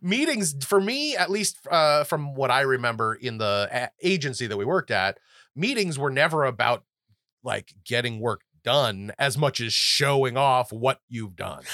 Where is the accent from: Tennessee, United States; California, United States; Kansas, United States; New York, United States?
California, United States; I'm from California